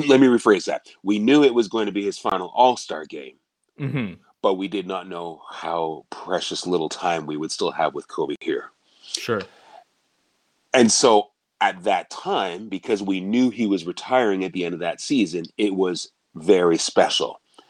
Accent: Canada; To be able to announce for Steve Nash as a Canadian, right?

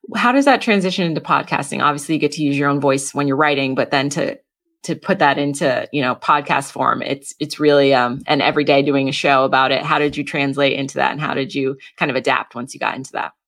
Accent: New England, United States; I grew up in New England

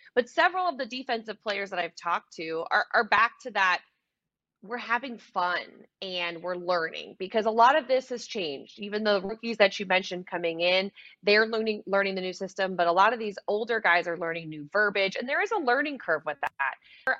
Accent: New Orleans, Louisiana, United States; I'm from New Orleans, Louisiana

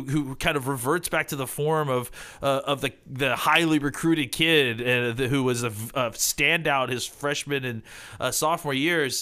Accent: Dallas, Texas, United States; I'm from Dallas

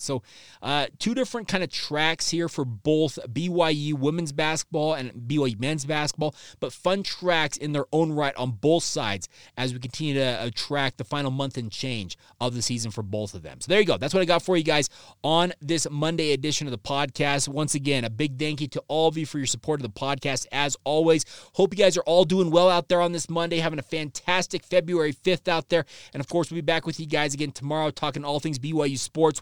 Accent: Orem, Utah, United States; I was born and raised here.

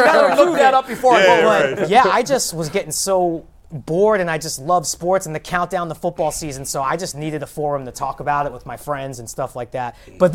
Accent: New York City, New York, United States; moved away as an adult; also born or lived in Los Angeles; now in Cleveland, United States; I grew up in Brooklyn

